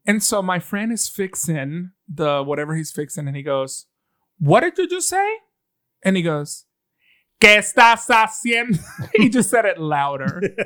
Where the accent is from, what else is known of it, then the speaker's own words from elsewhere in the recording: Venezuela; now in Birmingham, United States; I'm from Venezuela. My green card is in the front of my car.